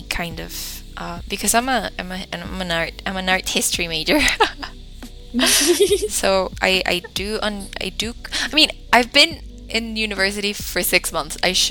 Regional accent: Costa Rica; I am from Costa Rica.

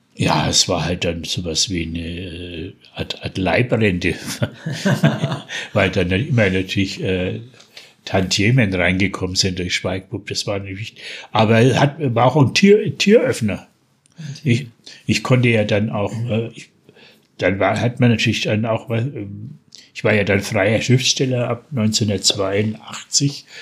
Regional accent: Franconia, Bavaria, Germany; accent: Franconian (East Franconian); also Berlin dialect; ich bin ja eigentlich zweisprachig aufgewachsen. Mein Vater war waschechter Berliner, hat bis oh, zu seinem okay. Tod, bis zu seinem Tod äh, Dialekt, auch den Berliner Dialekt gepflegt. Den habe ich gleich mitgelernt, oh, neben, neben Fränkisch

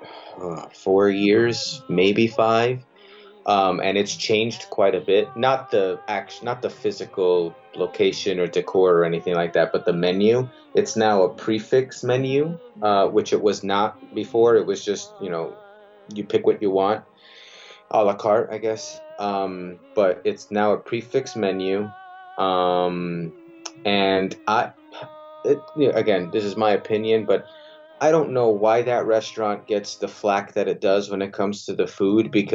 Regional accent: New Jersey, United States; I'm from Jersey

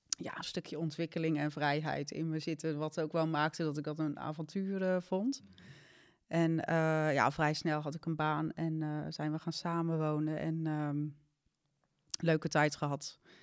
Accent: Zeeland, Netherlands; moved away as an adult; also born or lived in Amsterdam; ik kwam uit Zeeland, had ik ook mijn vriendinnen en mijn werk

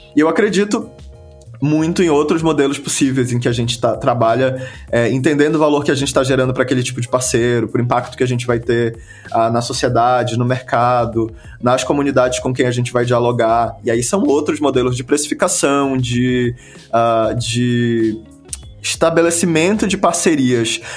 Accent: Belém, Pará, Brazil; eu sou de Belém do Pará

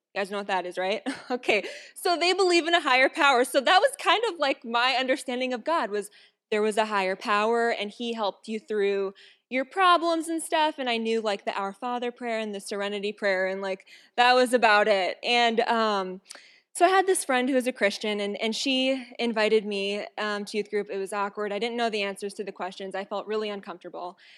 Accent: Watertown, South Dakota, United States; I'm from South Dakota. Whew. Anyway, from Watertown

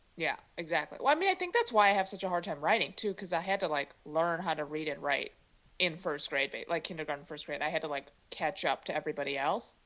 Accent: Chicago, Illinois, United States; first language Mandarin; English is a second language; now in San Francisco Bay Area, United States; I grew up in Chicago, but I didn't learn English till later

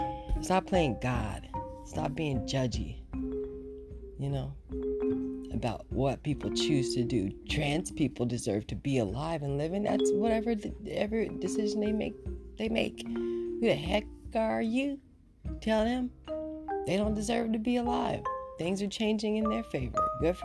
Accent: Inglewood, California, United States; also born or lived in Oxnard; Okay, I'm from Inglewood and Oxnard.

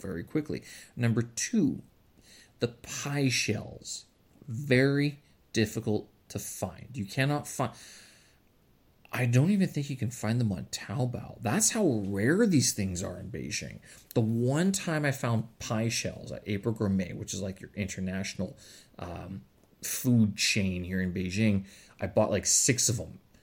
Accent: Canada; moved away as an adult

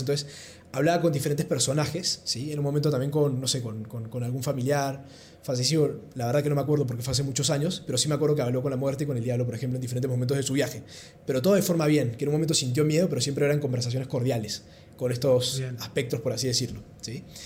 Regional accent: Córdoba, Argentina; moved away as an adult; also born or lived in Peru / Lima, Peru; yo nací en Perú, pero me crié en Córdoba, mi papá es cordobés, mi mamá peruana

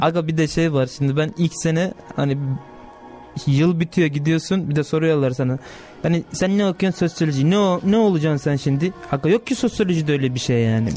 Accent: Rize, Rize Province, Turkey; ben Rizeliyim ya. Trabzon yakın bana abi.

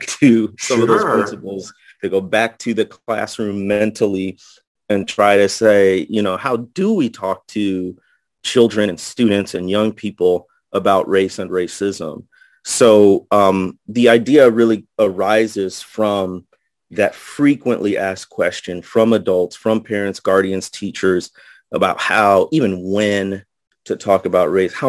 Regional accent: Midwest, United States; moved away as an adult; also born or lived in Indiana / Jackson, Mississippi / Arkansas Delta; now in Arkansas, United States; I grew up in the Midwest, went to Notre Dame in Indiana for college.

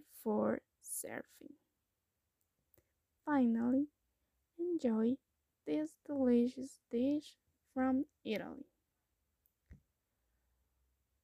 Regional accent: Costa Rica; I'm from Costa Rica.

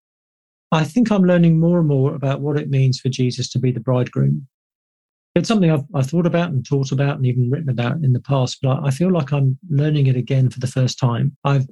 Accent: United Kingdom; being British

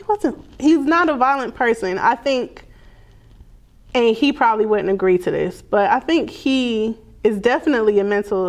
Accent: the South, United States; I was raised in the South

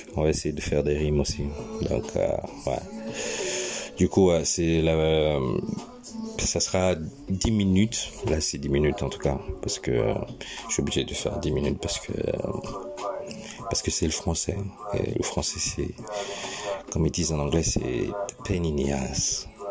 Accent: France; now in England, United Kingdom; je suis français de base, euh, mais j'habite en Angleterre

